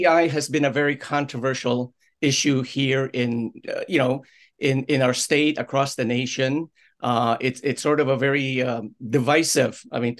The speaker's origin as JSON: {"language": "English", "town": "Orange", "region": "Connecticut", "country": "United States", "tie": "born or raised there", "said": "Like take her daughter, who let's say here in our area is from, say, Woodbridge or my hometown of Orange, but send her child to the New Haven public schools"}